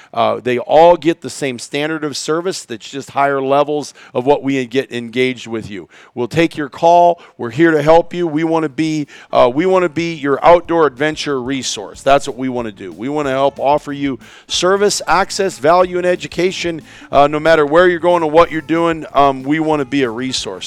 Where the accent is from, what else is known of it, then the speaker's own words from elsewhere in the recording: Iowa, United States; I grew up in Iowa